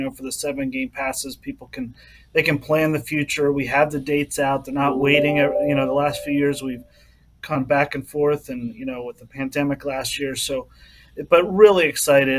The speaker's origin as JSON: {"language": "English", "town": "Philadelphia", "region": "Pennsylvania", "country": "United States", "also_born_or_lived": "Ohio", "moved": "as an adult", "lives_now": "Canton, United States", "said": "I am from Philadelphia, and I've been here 13 years, but so I'm a true, you know, Ohioan now"}